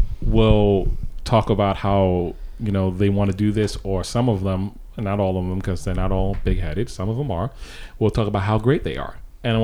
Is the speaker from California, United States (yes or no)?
no; Hartford, Connecticut, United States; some of the people that I grew up with musically in Hartford.